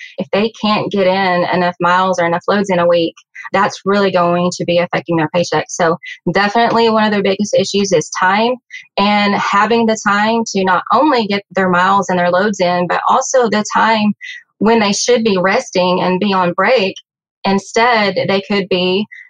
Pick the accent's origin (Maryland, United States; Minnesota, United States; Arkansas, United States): Arkansas, United States; Van Buren; I have lived in Van Buren, Arkansas my whole life. And in fact, I grew up just a few miles down the road from USA Truck in the country, a little dirt road